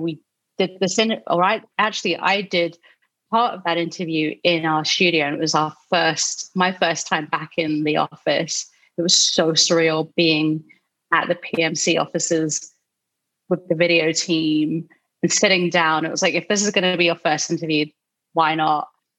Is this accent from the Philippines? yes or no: yes; Philippines; we vibed over the both being Filipino, and she's a better cook than I am. I can't even cook a Filipino dish to save my life.